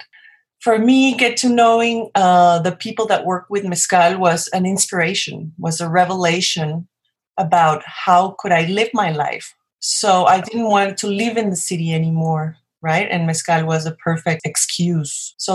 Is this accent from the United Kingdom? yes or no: no; Mexico City, Mexico; moved away as an adult; now in Oaxaca, Mexico; I was born in Mexico City. I'm a Mexican.